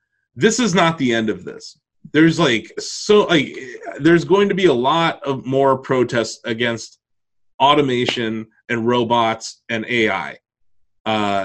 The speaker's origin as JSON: {"language": "English", "region": "Ohio", "country": "United States", "tie": "born or raised there", "said": "all of us growing up in Ohio"}